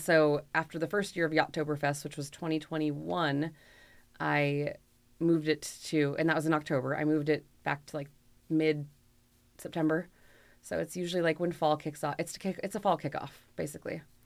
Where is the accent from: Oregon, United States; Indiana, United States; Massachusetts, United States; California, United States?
Oregon, United States; Bend; I grew up in Bend, so Deschutes has been here since I was four years old